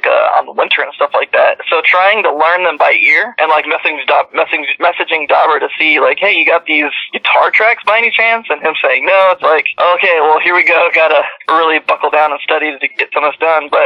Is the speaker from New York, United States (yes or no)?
no; Houston, Texas, United States; I was from Houston, but I'd actually been living out of Houston since probably about 2014. And so I moved back down to Houston